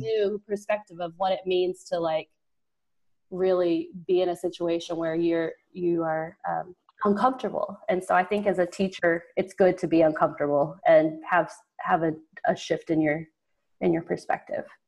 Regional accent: rural southeast Oklahoma, United States; born or raised there; also born or lived in Texas

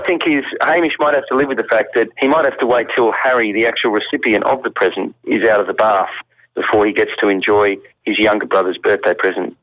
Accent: Australia; moved away as an adult; also born or lived in England; as an Australian

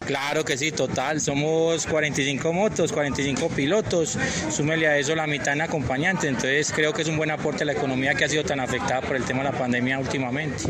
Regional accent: Medellín, Antioquia, Colombia; nosotros somos de Medellín

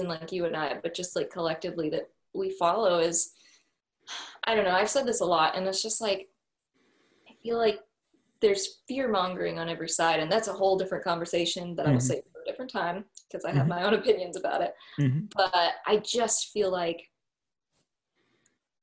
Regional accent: Seattle, Washington, United States; moved away; I come from the Seattle area

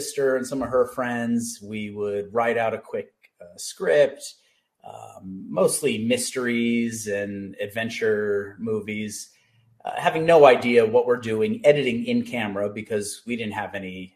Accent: Los Angeles, California, United States; also born or lived in Santa Barbara; I grew up in the San Fernando Valley and always just grew up around movies

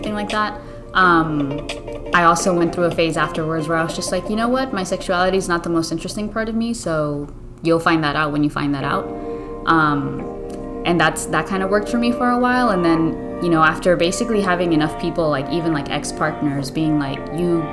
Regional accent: Miami, Florida, United States; first language Spanish; English is a second language; I'm from Miami.

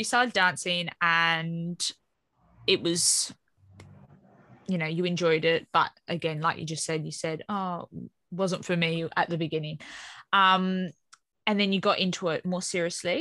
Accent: Australia; now in United Kingdom; I grew up in Australia

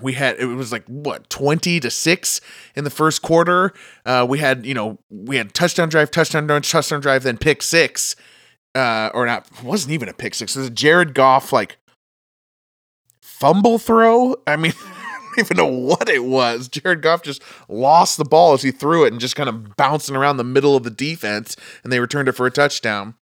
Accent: Seattle, Washington, United States; my hometown of Seattle

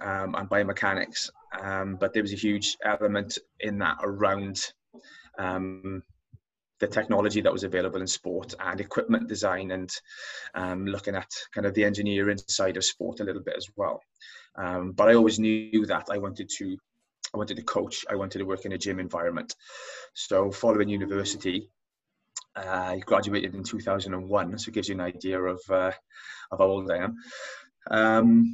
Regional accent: Wales, United Kingdom; accent: Welsh; as you can probably tell by my accent, I'm Welsh

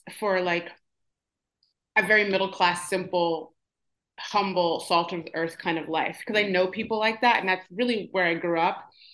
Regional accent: Midwest, United States; I grew up in the Midwest

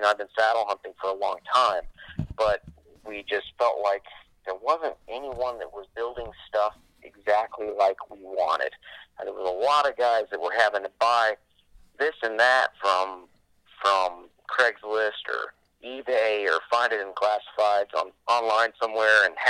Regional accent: Florida, United States; moved away as an adult; also born or lived in Southeast United States / Fort Carson, Colorado; I'm from the East Coast. Grew up whitetail hunting in Florida and in the Southeast

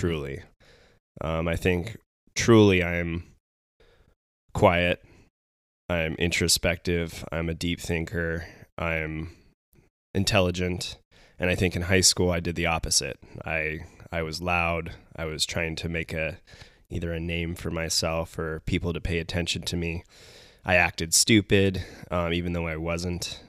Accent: Carlsbad, California, United States; moved away as an adult; also born or lived in Arizona; now in Bend, Oregon, United States; We grew up in Carlsbad together

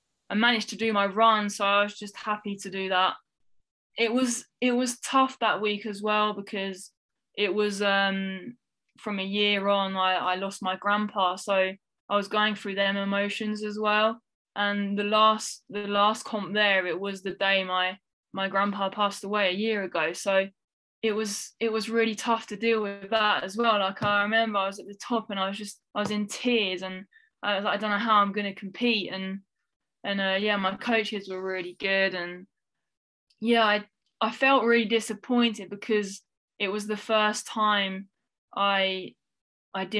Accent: France; We grew up in France

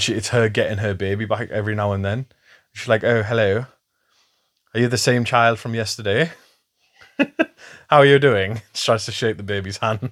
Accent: England, United Kingdom; I'm English

